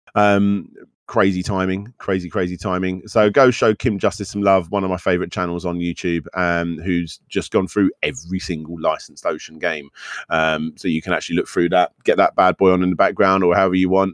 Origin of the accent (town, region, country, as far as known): United Kingdom